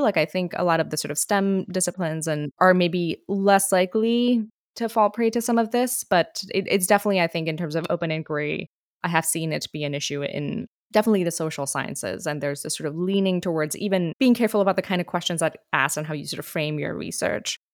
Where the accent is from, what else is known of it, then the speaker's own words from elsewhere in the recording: India; moved away as an adult; now in United States; I grew up in India, and when I went to the U S